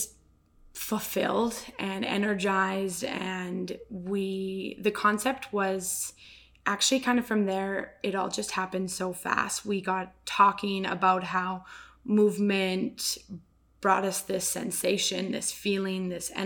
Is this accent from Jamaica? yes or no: no; Cochrane, Alberta, Canada; I'm born and raised here in Cochrane, Alberta